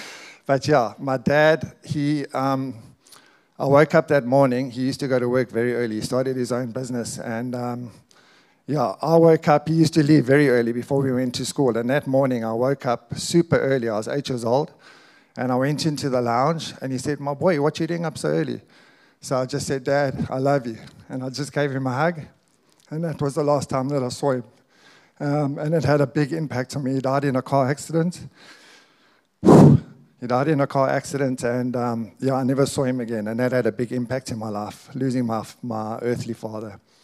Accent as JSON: {"language": "English", "country": "South Africa", "tie": "born or raised there", "said": "we're proudly South African. We're both born here"}